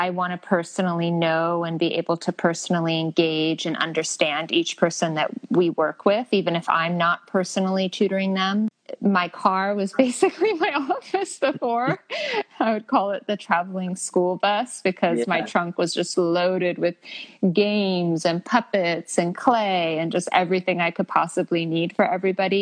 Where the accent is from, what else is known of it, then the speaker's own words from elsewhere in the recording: El Monte, California, United States; also born or lived in Alhambra, California / Temple City, California / La Crescenta, California / Glendale, California; I grew up in El Monte, Temple City